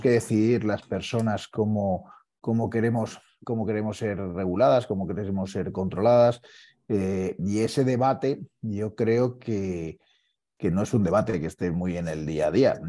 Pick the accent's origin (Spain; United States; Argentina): Spain; Valencia, Valencian Community; now in Madrid, Spain; mi pueblo, ¿eh? de, Valencia